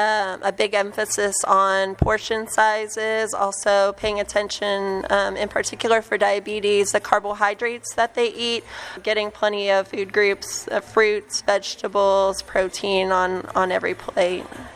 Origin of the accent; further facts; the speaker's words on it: Kansas, United States; now in McAllen, United States; I'm originally from Kansas.